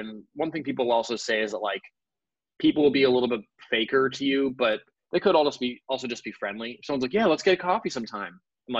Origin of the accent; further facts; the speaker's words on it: East Coast, United States; we're all from the East Coast.